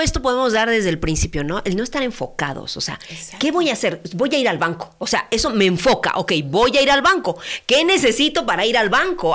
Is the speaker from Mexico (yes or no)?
yes; Mexico; como mexicanos